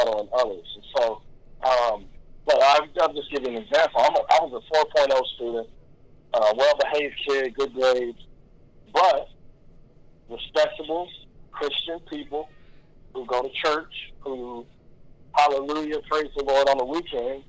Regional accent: Kentucky, United States; growing up in Kentucky

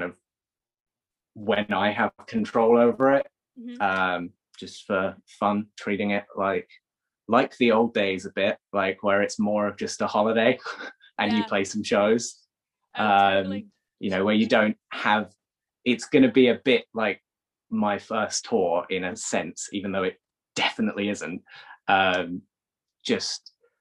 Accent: Cornwall, South West England, United Kingdom; moved away; I grew up most of my formative years in Cornwall

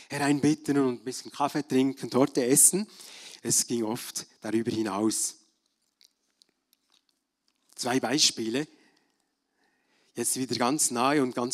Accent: Bern, Switzerland; now in Germany; Als Berner Oberländer habe ich mich ab und zu geärgert über deutsche Touristen, Feriengäste, die direkten Mentalität, am Skilift oder in der Metzgerei oder wenn sie nicht rückwärts fahren wollten, da zwischen Frutigen und Elsigbach, wenn es schmal war.

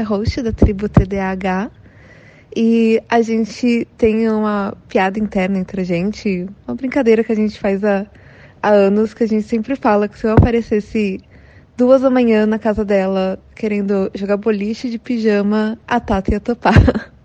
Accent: São Paulo, Brazil; eu sou de São Paulo

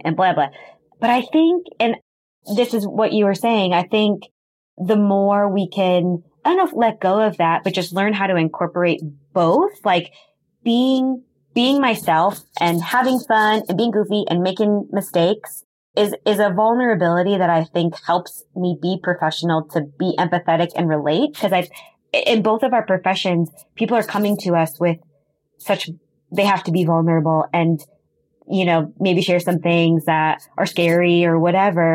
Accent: Wisconsin, United States; I grew up in Wisconsin, and in Milwaukee

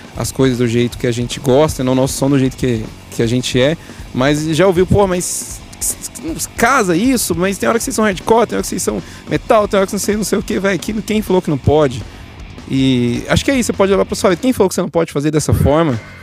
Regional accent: Uberaba, Minas Gerais, Brazil; Nós somos de Uberaba, Minas Gerais

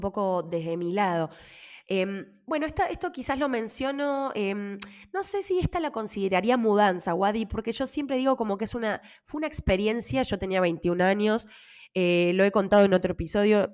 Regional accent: Buenos Aires, Argentina; moved away as an adult; also born or lived in New York; now in Switzerland; nací y me crié siempre en Buenos Aires, estudié en Buenos Aires

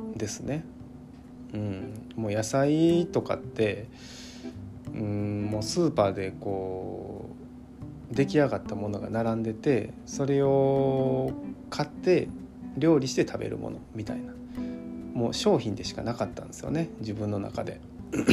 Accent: Kyoto, Japan; 京都市内の街中で生まれ育って

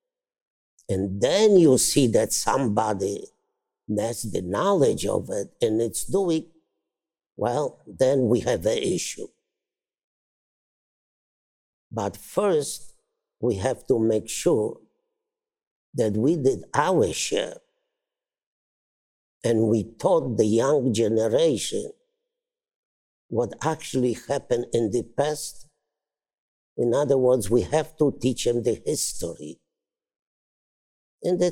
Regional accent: Brzostek, Subcarpathian Voivodeship, Poland; moved away; I am from Poland

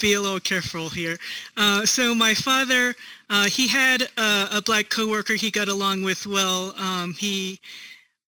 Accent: Northern Virginia, United States; moved away as an adult; also born or lived in Seongnam, South Korea; now in Denver, United States; I was adopted at 4 months old to the DC area. I grew up in Northern Virginia, and then I moved to Denver in 2017

